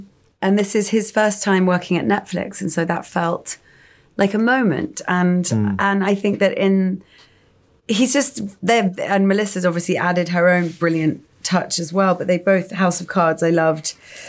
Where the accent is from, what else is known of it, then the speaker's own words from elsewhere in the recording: England, United Kingdom; that type of woman that I think I've seen, and we've all seen growing up in England.